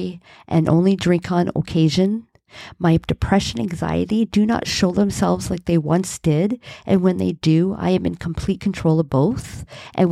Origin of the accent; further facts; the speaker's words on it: Hamilton, Ontario, Canada; I was born and raised in Hamilton, Ontario